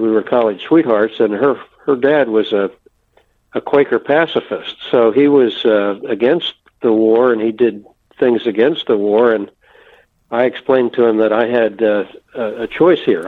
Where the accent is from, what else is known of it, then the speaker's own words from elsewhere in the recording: outside of Philadelphia, Pennsylvania, United States; also born or lived in Ohio; I grew up outside of Philadelphia, Pennsylvania